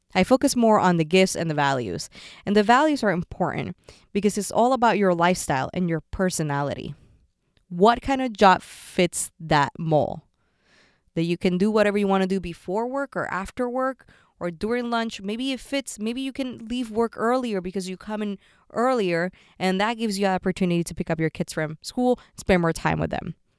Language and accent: English; Puerto Rico; moved away; also born or lived in San Francisco / New York; I grew up in Puerto Rico